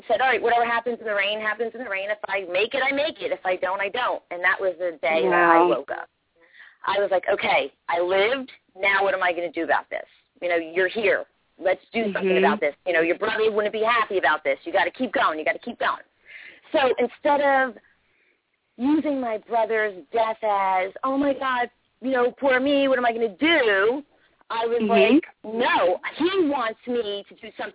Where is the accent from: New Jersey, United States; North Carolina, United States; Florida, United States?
New Jersey, United States; Toms River; I'm from Toms River area, New Jersey